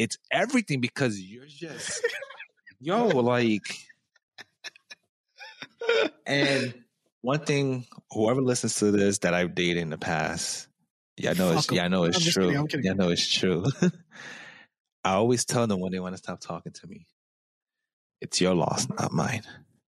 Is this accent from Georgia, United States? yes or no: no; New York, United States; I'm a New Yorker